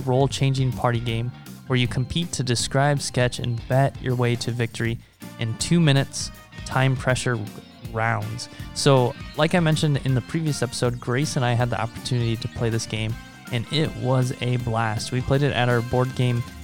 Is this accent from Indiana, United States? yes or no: no; Omaha, Nebraska, United States; also born or lived in China; we're both from Omaha